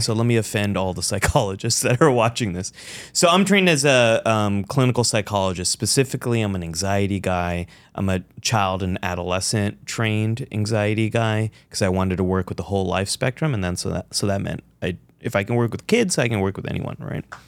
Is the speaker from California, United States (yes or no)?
yes; California, United States; also born or lived in Pakistan (ancestry); I am a Pakistani American, son of immigrants, I'm a Democrat, I'm a Muslim, I am you know, I'm a Californian